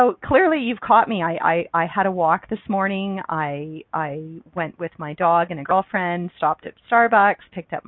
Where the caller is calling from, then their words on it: Calgary, Alberta, Canada; I'm calling in from Calgary, Alberta, Canada, where I live.